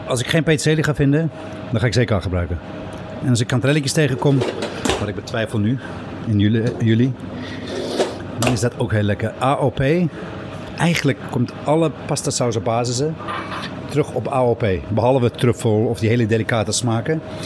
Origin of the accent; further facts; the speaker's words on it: Cape Town, Western Cape, South Africa; now in Netherlands; Opgegroeid in Zuid-Afrika. Uh, woon al 40 jaar in Nederland